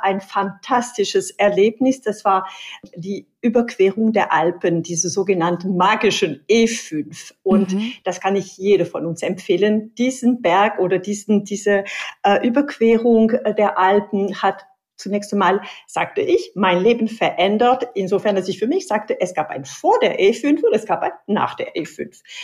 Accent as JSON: {"language": "German", "region": "Pyrenees", "country": "France", "second_language": "German", "moved": "yes", "lives_now": "Germany", "said": "Ich komme aus Südfrankreich, aus den Pyrenäen."}